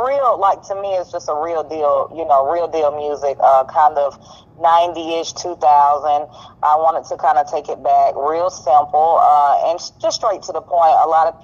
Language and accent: English; Greenville, South Carolina, United States; I am from Greenville, South Carolina